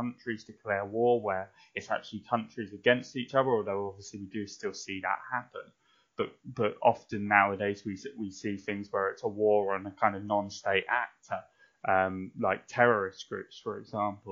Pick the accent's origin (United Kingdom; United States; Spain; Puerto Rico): United Kingdom; I'm so British